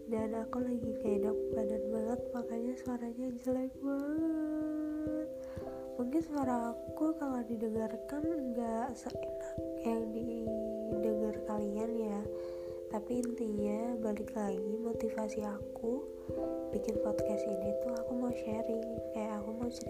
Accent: Central Java, Indonesia; accent: medok; buat kalian yang dengar dengarnya apa kayak medok banget ya aku emang dari Jawa lebih tepatnya dari Jawa Tengah salam kenal ya

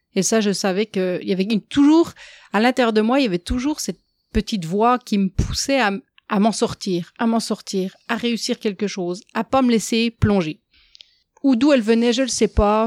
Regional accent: France; moved away as an adult; now in Quebec, Canada; Peut-être que mon accent l'a déjà trahi, mais je ne viens pas d'ici. Euh, ça fait 20 ans que je suis au Québec. J'ai grandi en France

